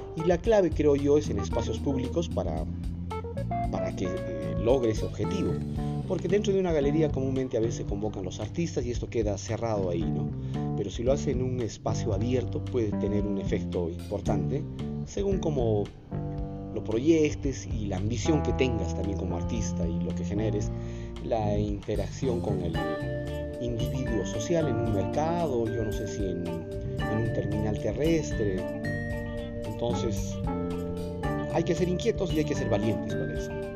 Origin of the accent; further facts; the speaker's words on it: Cusco, Peru; nosotros como cusqueños lo tenemos muy presente a cada día